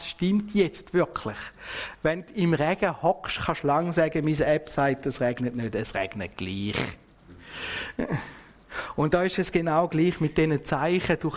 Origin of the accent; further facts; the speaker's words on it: Switzerland; Und das kennen wir ja auch bei uns in der Schweiz, oder?